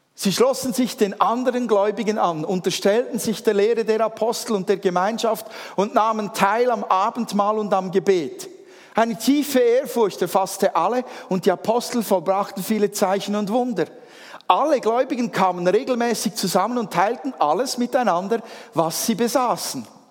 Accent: Switzerland; als Schweizer

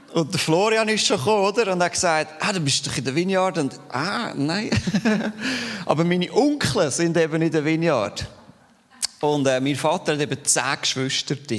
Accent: Steinmaur, Zurich, Switzerland; accent: Zürich Unterland Dialekt; Ich bin aufgewachsen in Steinmur, Zürich Unterland.

